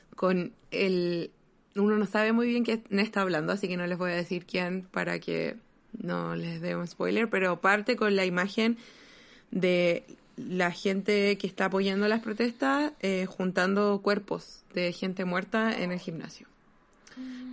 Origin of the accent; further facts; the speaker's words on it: Chile; moved away; creciendo en Chile, uno crece pensando en la dictadura